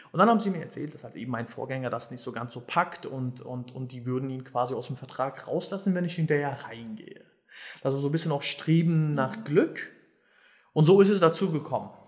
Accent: Berlin, Germany; Und ähm, ja, also ich bin quasi auch in Schöneberg groß geworden

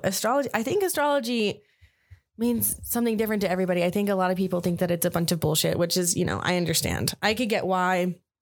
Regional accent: Albuquerque, New Mexico, United States; also born or lived in Farmington, New Mexico; I moved to F, Albuquerque when I was, um, I think three or four. My mom remarried. and I've lived here ever since

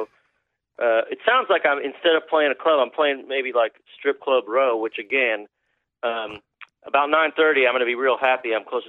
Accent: Kentucky, United States; My daddy's from around St. Louis. I grew up in Kentucky.

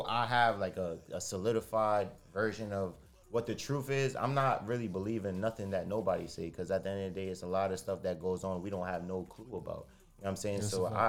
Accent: Flatbush, Brooklyn, New York, United States; And I'm from the Floss too. Like, I live in the Floss currently.

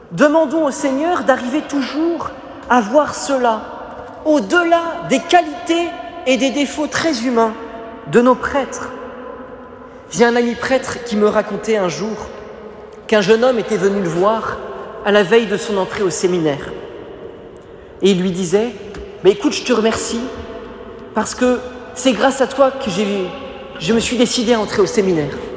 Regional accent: Paris, Île-de-France, France; je suis né à Paris

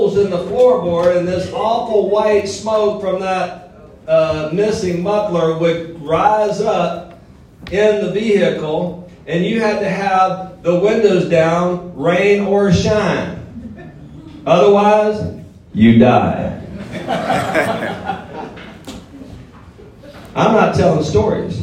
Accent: Mobile, Alabama, United States; also born or lived in Florida; now in Houston, United States; I'm originally from L.A., Lower Alabama, as Ron said. I grew up in Mobile, Alabama, on welfare

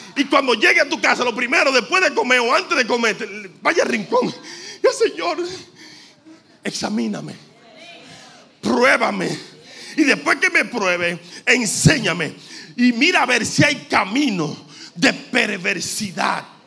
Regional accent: Dominican Republic; como decimos dominicanos

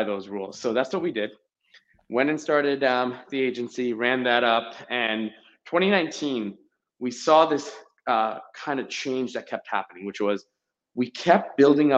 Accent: New Jersey, United States; also born or lived in India / Boston; I was born in India, and that's where my family's from. It's my entire heritage. I was brought here to Jersey pretty young. I was about a couple of years old, and then grew up here in Jersey

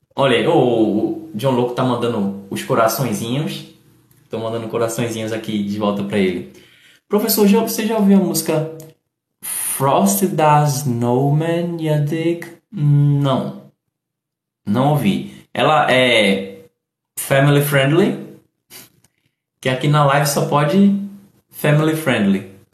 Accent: Recife, Pernambuco, Brazil; also born or lived in Paulista, Pernambuco; eu sou do Recife, sou de Pernambuco, eu sou do Nordeste.

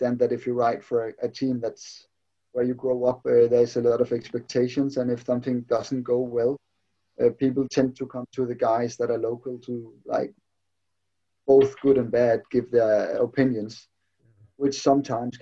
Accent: Slangerup, Capital Region of Denmark, Denmark; I'm more or less born and bred in Slanderup

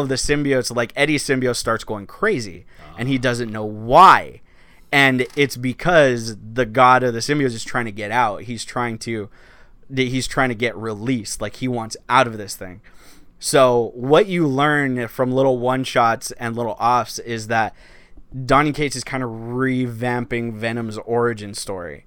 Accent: Los Angeles, California, United States; I'm from East L

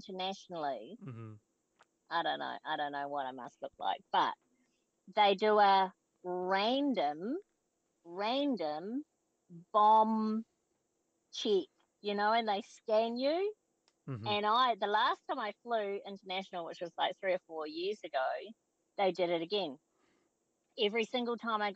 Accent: New Zealand; the way we were raised in New Zealand

